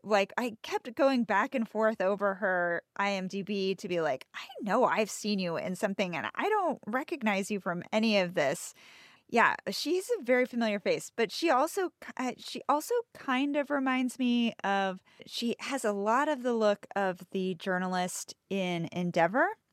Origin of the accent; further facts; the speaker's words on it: United States; I'm American